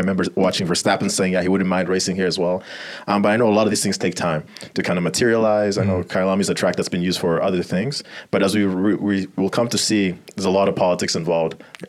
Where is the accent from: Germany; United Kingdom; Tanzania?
Tanzania; also born or lived in Kenya; So I was born in Kenya. I spent most of my time in Tanzania. I think the thing I say that it makes sense to people is I went to like international schools growing up.